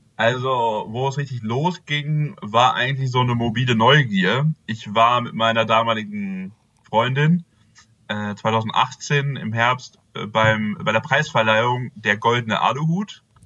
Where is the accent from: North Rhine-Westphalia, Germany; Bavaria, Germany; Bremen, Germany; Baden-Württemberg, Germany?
North Rhine-Westphalia, Germany; Bünde; now in Celle, Germany; ursprünglich komme ich aus Bünde